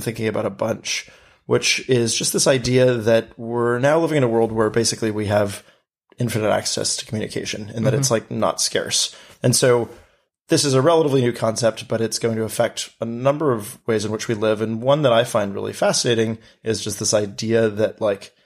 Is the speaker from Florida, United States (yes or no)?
no; New York City, New York, United States; growing up in New York City